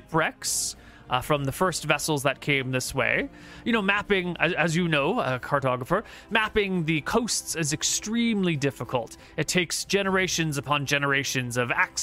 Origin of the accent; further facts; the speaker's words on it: Santa Barbara, California, United States; Santa Barbara is based off of my hometown, Santa Barbara. It's a real world in California